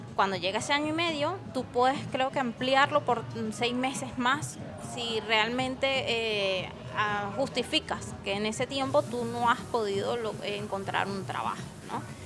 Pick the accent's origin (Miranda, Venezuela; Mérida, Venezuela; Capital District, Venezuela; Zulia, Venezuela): Capital District, Venezuela; Caracas; now in Spain; en mi país, tú, ah, después de que salías de Caracas